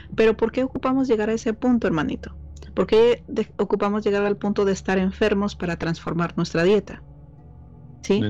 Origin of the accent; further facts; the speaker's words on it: Mexico; soy mexicana